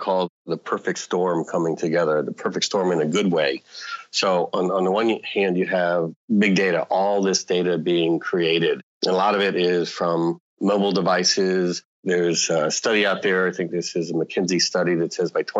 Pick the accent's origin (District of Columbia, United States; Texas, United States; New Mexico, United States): District of Columbia, United States; Washington; I grew up in the Washington, D.C. area, growing up with politics and everything